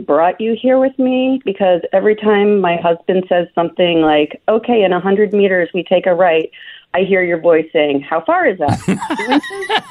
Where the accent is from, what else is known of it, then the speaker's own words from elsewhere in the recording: Michigan, United States; I'm from Michigan